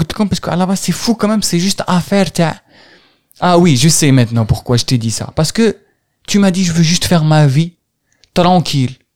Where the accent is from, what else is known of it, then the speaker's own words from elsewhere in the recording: Algeria; moved away as an adult; now in France; je suis parti, j'ai quitté l'Algérie